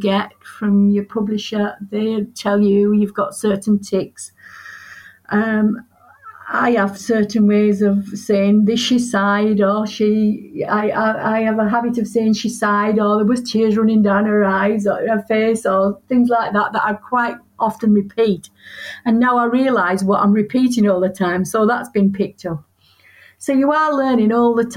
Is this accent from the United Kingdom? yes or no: yes; Yorkshire and the Humber, United Kingdom; I'm from Yorkshire and I tend to write as a Yorkshire woman